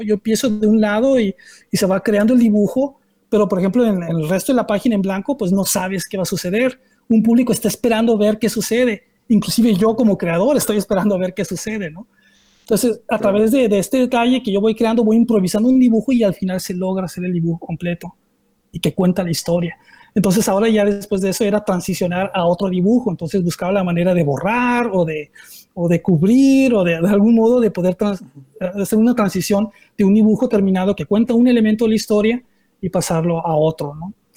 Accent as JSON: {"language": "Spanish", "country": "Mexico", "said": "me presento como un artista mexicano"}